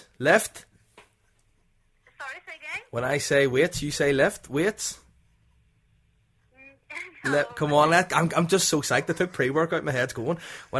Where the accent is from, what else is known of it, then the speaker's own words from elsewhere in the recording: Belfast, Northern Ireland, United Kingdom; Sorry, that's probably the accent. I'm from Belfast.